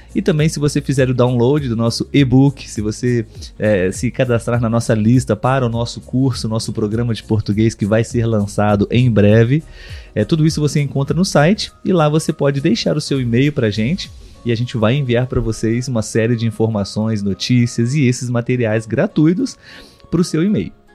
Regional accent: Brazil; nós brasileiros aqui

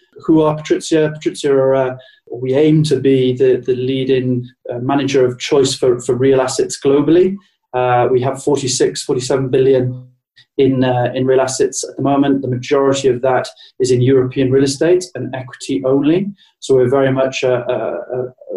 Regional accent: United Kingdom; to be 6 months in New York as a Brit

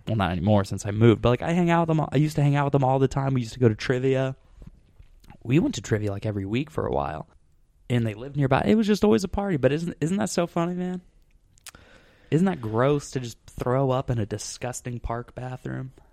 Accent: Scottsdale, Arizona, United States; moved away; I'm from Scottsdale

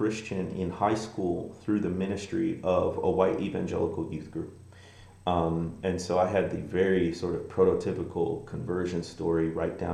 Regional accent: Midwest, United States; moved away as an adult; also born or lived in Mississippi Delta, Arkansas; now in Arkansas, United States; I grew up in the Midwest, but they placed me in the Mississippi Delta, which is where I live to this day, on the Arkansas side.

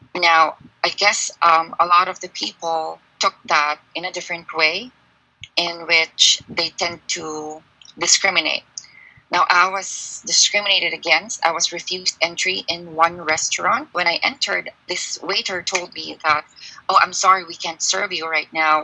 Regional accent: Philippines; now in China; I'm a Filipino

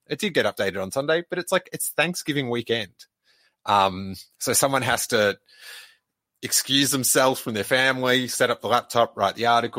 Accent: Bristol, South West England, United Kingdom; who was from my hometown of Bristol

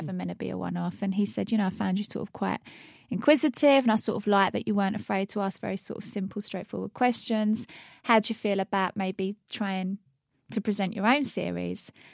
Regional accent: Luton, East of England, United Kingdom; I'm from Luton, left school at fifteen, didn't go to college

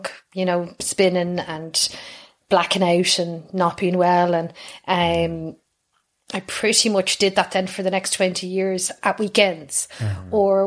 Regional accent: Dublin, Leinster, Ireland; moved away as an adult; now in Kilkenny, Ireland; I grew up in North Dublin, so I'm a North Sider as well. North Dublin, a place called Raheny

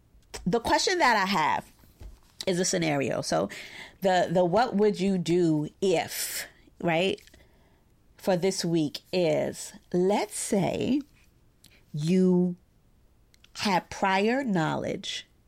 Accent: Brooklyn, New York, United States; I'm a therapist in private practice here in my hometown of Brooklyn, New York.

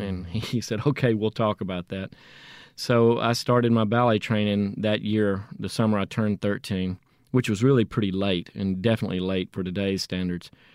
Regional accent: Jackson, Mississippi, United States; also born or lived in Natchez, Mississippi; we moved from Natchez when I was two to Jackson

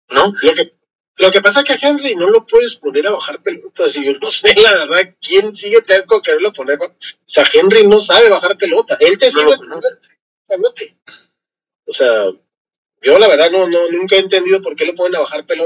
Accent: Mexico; soy mexicano

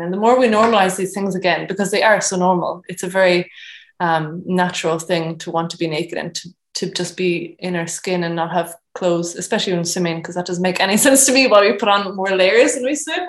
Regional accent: Cork, Munster, Ireland; moved away as an adult; also born or lived in New Zealand; I am from Cork originally, and I've been away for the past four and a half years traveling and living abroad, um, most recently in New Zealand

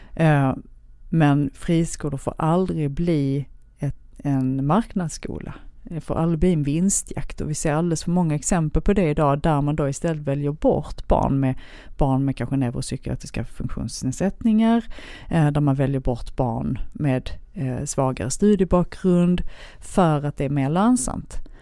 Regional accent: Helsingborg, Skåne, Sweden; also born or lived in Lund; jag är född i Lund men uppvuxen ah. i Helsingborg

